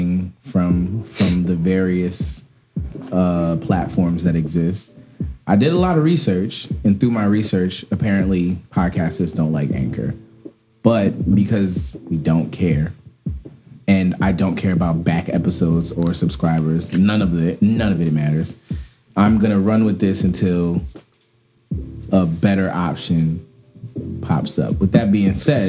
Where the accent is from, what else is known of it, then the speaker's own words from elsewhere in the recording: New York City, New York, United States; I'm from Brownsville, here in good old Brooklyn.